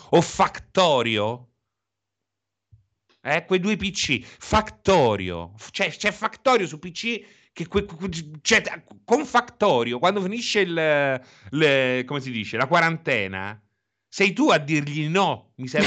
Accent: Tuscany, Italy; Ero qui temporaneamente, sono della Toscana.

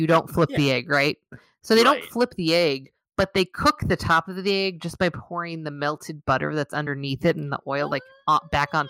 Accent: Southern California, United States; now in Minnesota, United States; I'm from Southern California

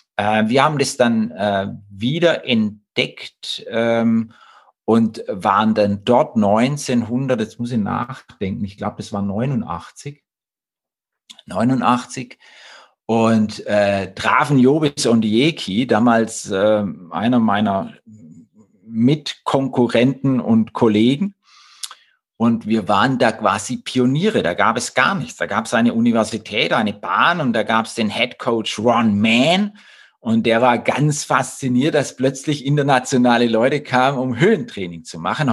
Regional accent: Blaubeuren, Baden-Württemberg, Germany; Ich komme aus Blaubeurer

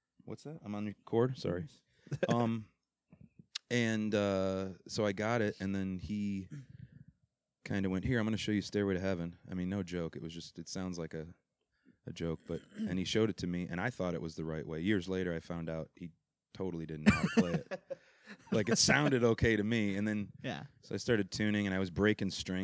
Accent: Detroit, Michigan, United States; accent: Midwestern or Detroit; I grew up in and around Detroit

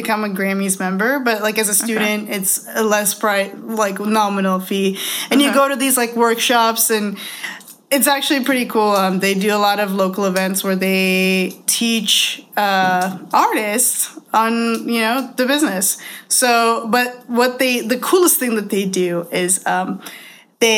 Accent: Toronto, Ontario, Canada; I'm from Toronto too.

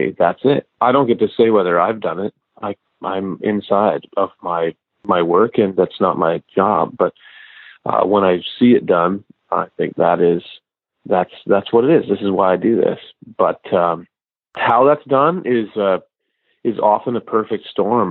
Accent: Canada; moved away; my hometown in Canada

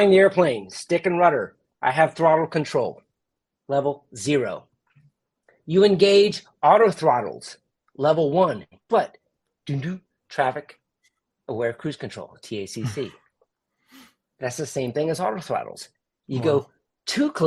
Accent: Jacksonville, Florida, United States; my hometown

